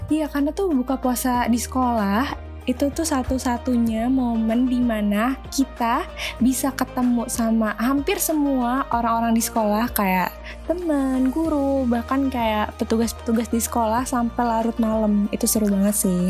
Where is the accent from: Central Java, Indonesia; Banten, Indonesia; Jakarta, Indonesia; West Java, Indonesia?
Jakarta, Indonesia; gue orang Jakarta